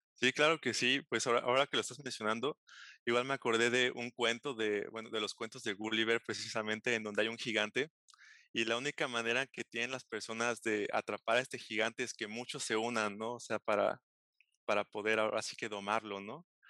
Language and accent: Spanish; Xalapa, Veracruz, Mexico; moved away as an adult; also born or lived in Galway, Ireland; yo soy oriundo de Jalapa, Veracruz. Este, ahí nací, ahí crecí